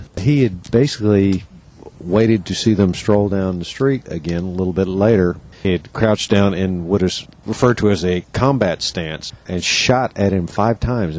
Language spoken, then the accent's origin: English; Cleveland, Ohio, United States; moved away; everybody here knows I'm from Cleveland